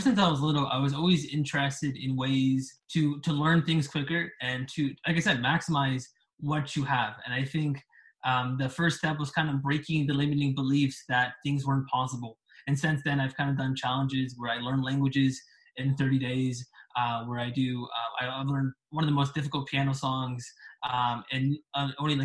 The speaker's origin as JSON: {"language": "English", "country": "Canada", "said": "I am from Canada"}